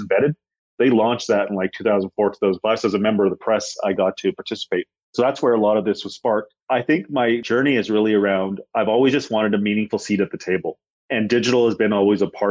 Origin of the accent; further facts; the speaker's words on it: Canada; also born or lived in India; I was born in India, actually. I moved when I was 5. So most of my life has been in Canada